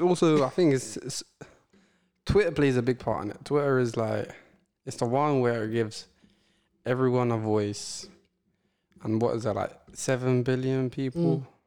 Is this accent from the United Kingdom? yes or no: yes; England, United Kingdom; accent: English; I had an Eng- English accent.